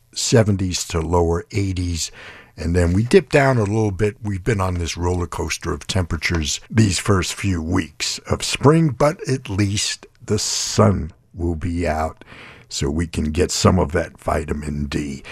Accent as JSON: {"language": "English", "town": "New York City", "region": "New York", "country": "United States", "tie": "born or raised there", "moved": "yes", "lives_now": "Southern California, United States", "said": "growing up in New York City"}